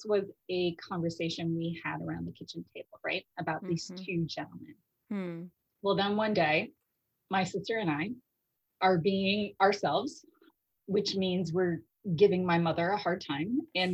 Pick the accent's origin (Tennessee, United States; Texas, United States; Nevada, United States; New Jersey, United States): Nevada, United States; Las Vegas; also born or lived in Chicago, Illinois; originally before I grew up in Las Vegas and I was originally in Chicago with my family and then we moved to Las Vegas and I did middle school, high school and all that later on